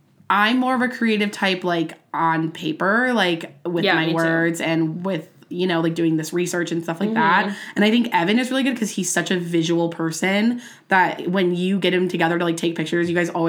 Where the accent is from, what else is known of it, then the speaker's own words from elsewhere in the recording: Midwest, United States; we are from the Midwest